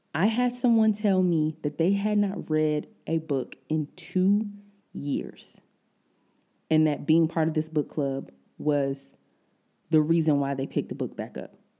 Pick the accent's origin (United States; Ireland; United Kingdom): United States; Detroit, Michigan; moved away as an adult; now in Germany; I'm originally from Detroit, all my family's back there